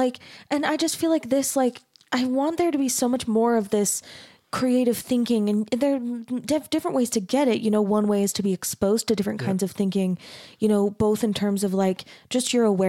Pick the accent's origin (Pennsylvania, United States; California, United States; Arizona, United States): Arizona, United States; Mesa; I grew up in Mesa, Arizona in a really, really conservative community. My family was LDS.